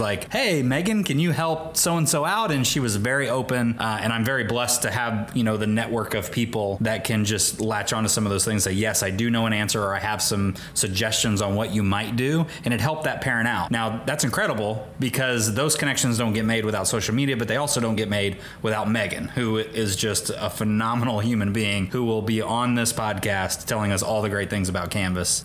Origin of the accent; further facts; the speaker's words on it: Rushville, Indiana, United States; went to high school at Rushville Consolidated High School in Rushville, Indiana, and then got a chance to come back out of industry to teach a career and technical education course in my hometown